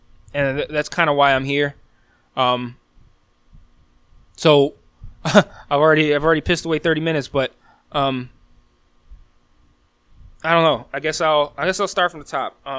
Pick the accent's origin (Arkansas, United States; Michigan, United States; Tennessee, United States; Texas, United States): Michigan, United States; Detroit; I'm born and raised in Detroit. I've lived in Detroit for over 30 of my nearly 39 years